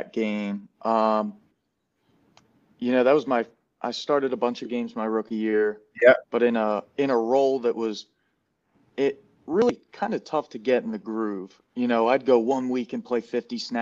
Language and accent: English; Delaware, United States; I grew up around Delaware football